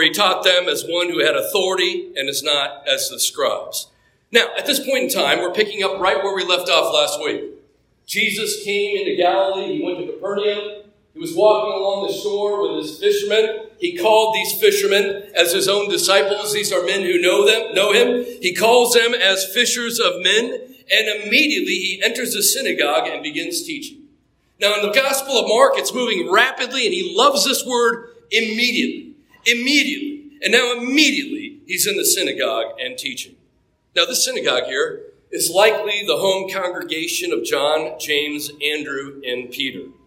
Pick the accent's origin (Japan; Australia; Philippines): Japan; There was an old shrine on the military base that I grew up on in Japan